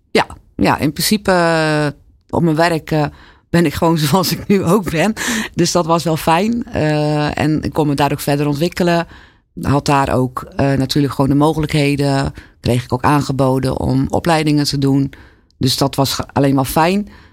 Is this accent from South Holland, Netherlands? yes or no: yes; Alblasserdam, South Holland, Netherlands; also born or lived in Zwijndrecht; Ik ben in Zwijndrecht geboren. Maar vanaf mijn vierde tot aan mijn achttiende, negentiende altijd in Alblasserdam gewoond